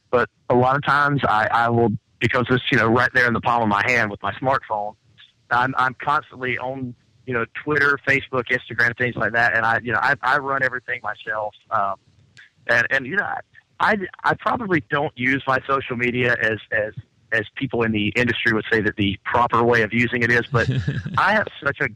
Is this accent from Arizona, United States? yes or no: no; Lexington, North Carolina, United States; moved away as an adult; also born or lived in Atlanta; where you're from, about here in North Carolina at Lexington